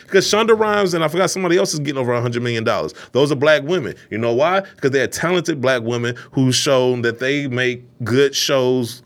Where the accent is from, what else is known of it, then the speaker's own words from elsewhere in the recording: Detroit, Michigan, United States; born and raised in Detroit, um, Eastside.